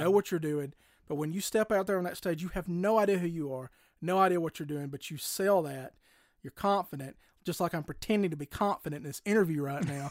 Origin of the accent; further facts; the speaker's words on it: Cullman, Alabama, United States; moved away; I'm a native of Coleman, Alabama, which is south of here